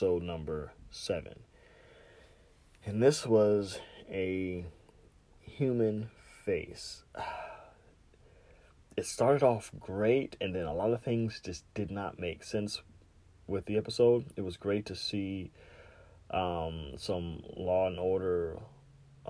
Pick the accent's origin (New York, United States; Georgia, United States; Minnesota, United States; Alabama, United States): Georgia, United States; Savannah; my hometown of Savannah